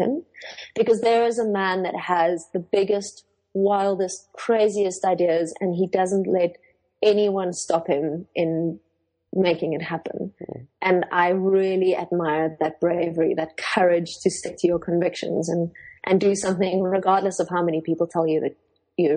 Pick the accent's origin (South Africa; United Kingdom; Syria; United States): South Africa; first language Afrikaans; English is a second language; I am Afrikaans, so that's my first language.